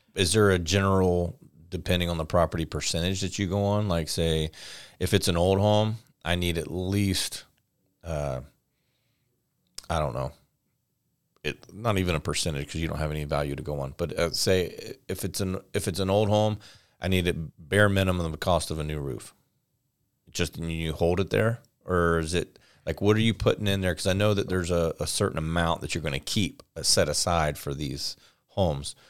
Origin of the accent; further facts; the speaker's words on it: Florida, United States; I'm from Florida